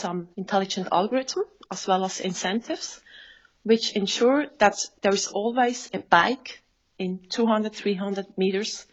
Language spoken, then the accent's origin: English; Switzerland; I'm from Switzerland.